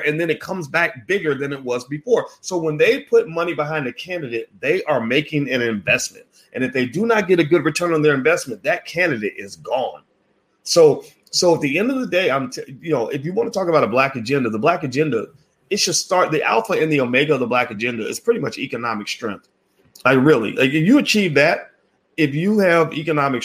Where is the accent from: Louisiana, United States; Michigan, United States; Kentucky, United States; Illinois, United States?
Kentucky, United States; Louisville; I'm from Louisville